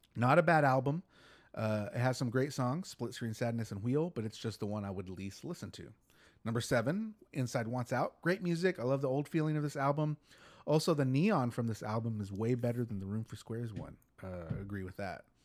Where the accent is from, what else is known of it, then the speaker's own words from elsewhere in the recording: Texas, United States; we're from Texas